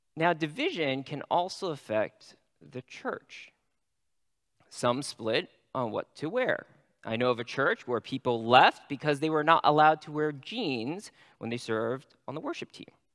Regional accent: California, United States; I'm a Californian

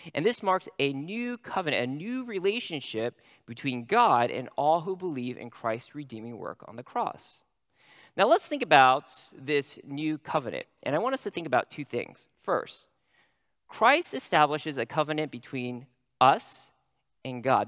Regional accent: California, United States; I'm a Californian

